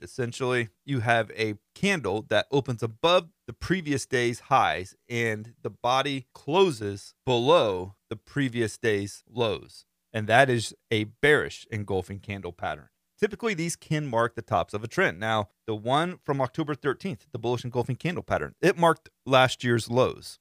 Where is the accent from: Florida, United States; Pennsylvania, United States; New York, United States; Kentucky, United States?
Florida, United States; Central; I'm from Central Florida